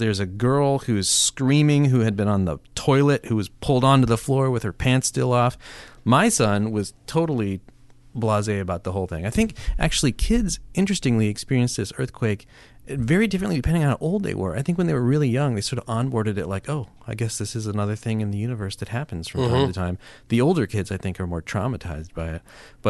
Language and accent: English; Alaska, United States; I'm from Alaska.